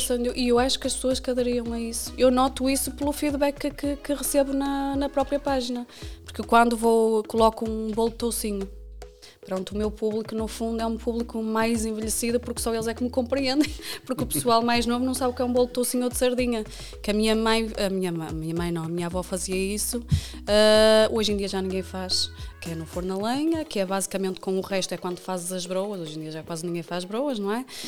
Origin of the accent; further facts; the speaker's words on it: Fragoso, Norte, Portugal; moved away as an adult; also born or lived in Viana do Castelo / Lindoso; now in Vila Nova de Famalicão, Portugal; eu nasci em Viana, eh, cresci em Fragoso, eh, vivo atualmente em Famalicão.